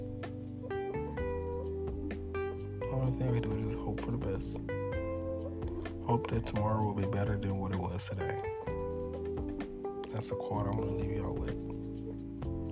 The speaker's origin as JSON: {"language": "English", "town": "Houston", "region": "Texas", "country": "United States", "said": "I'm from Third Ward"}